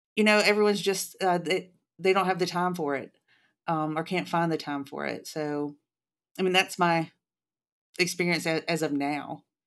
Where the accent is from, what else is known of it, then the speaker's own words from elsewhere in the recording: Jackson, Mississippi, United States; I was born in, in Jackson, Mississippi